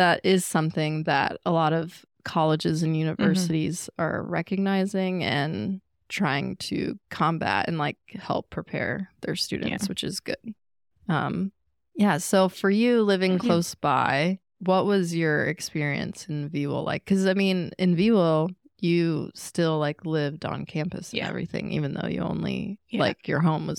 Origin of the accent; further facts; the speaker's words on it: Chesapeake, Virginia, United States; Even myself, like where I grew up in Chesapeake, like I wasn't like super devout Christian